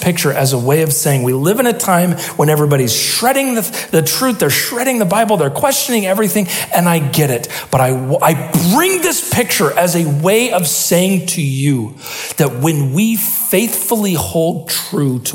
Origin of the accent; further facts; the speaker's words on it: Salem, Oregon, United States; Where I grew up in Salem, it rained all the time